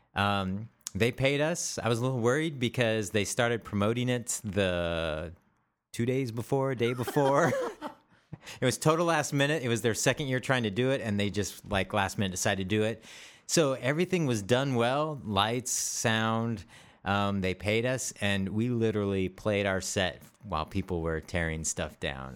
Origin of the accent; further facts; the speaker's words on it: Vancouver, Washington, United States; Vancouver, Washington, my hometown